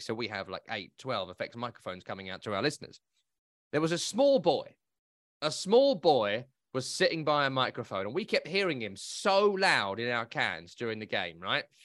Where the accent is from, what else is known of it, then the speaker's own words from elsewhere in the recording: England, United Kingdom; I'm English